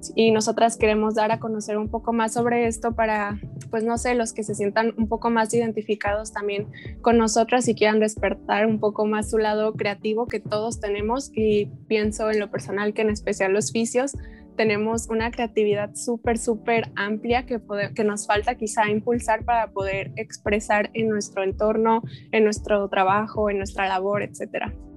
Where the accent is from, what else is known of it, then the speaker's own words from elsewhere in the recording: Guadalajara, Jalisco, Mexico; tengo 23 años, soy de Guadalajara también